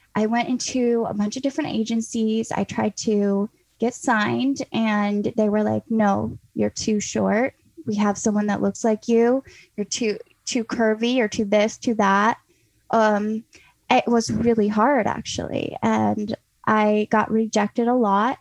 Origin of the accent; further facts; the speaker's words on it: North Carolina, United States; I grew up in North Carolina on a farm